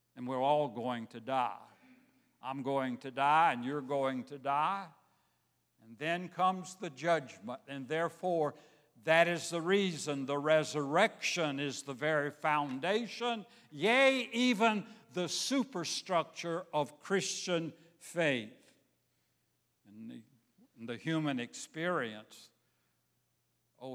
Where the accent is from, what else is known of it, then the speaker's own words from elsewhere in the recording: Savannah, Georgia, United States; moved away; I grew up in Savannah, Georgia.